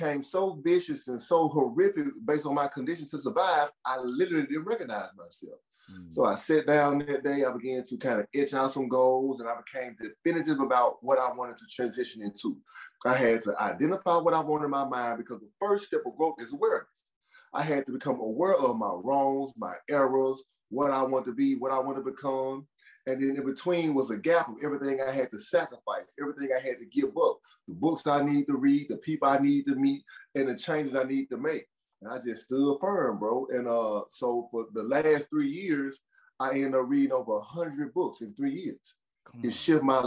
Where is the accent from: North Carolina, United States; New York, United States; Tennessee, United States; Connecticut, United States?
Tennessee, United States; Memphis; I was banned from Memphis City Schools. I started getting kicked out of school in the 6th grade